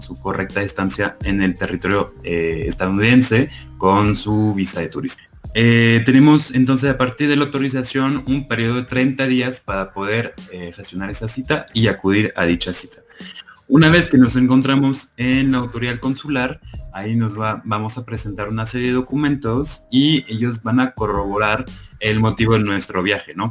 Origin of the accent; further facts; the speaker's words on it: France; Spanish is a second language; moved away as an adult; also born or lived in Buenos Aires, Argentina; now in Mexico; soy nacional francesa